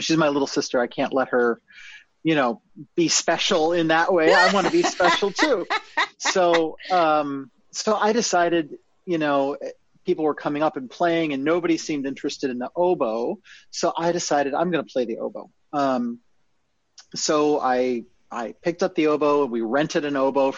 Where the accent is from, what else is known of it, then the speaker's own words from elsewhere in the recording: Naperville, Illinois, United States; I grew up in Naperville, Illinois